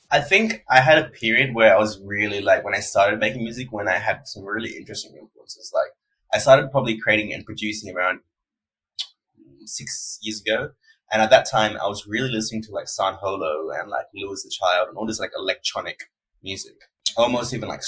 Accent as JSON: {"language": "English", "town": "Perth", "region": "Western Australia", "country": "Australia", "tie": "born or raised there", "said": "I was born in Perth. I still live in Perth, Western Australia."}